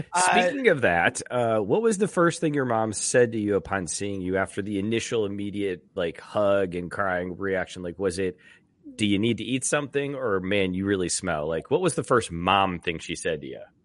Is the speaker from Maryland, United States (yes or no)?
no; Bloomington, Indiana, United States; now in Cincinnati, United States; Bloomington, Indiana.